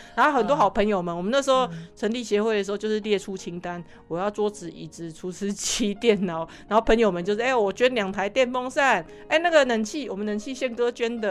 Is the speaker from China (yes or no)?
no; Taiwan; 所以，我们台湾人这么有爱心